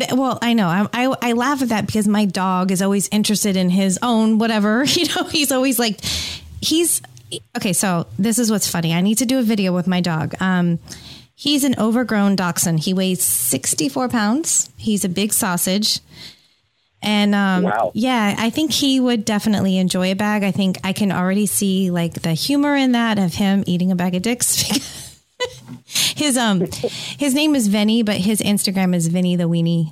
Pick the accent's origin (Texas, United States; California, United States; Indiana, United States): California, United States; San Francisco Bay Area; moved away; the San Francisco Bay Area, which is my hometown